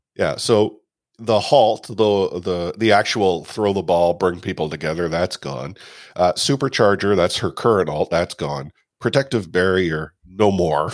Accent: Canada; a older generation Canadian, you know, Caucasian guy

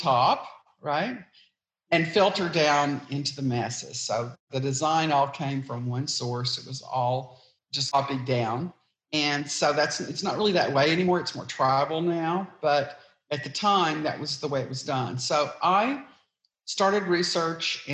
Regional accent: East Texas, United States; I grew up in East Texas

